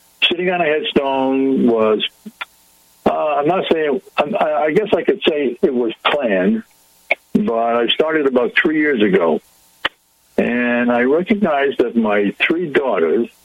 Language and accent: English; Pawtucket, Rhode Island, United States; I was born in Pawtucket, Rhode Island, and we lived in a very small apartment